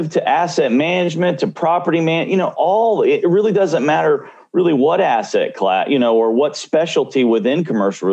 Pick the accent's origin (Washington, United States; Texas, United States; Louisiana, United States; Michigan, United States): Texas, United States; Mission; I grew up in Tom Landry's hometown, which is Mission, Texas